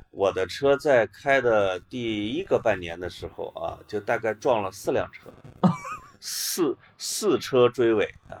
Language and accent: Chinese; Puyang, Henan, China; moved away; 我还是小普州的孩子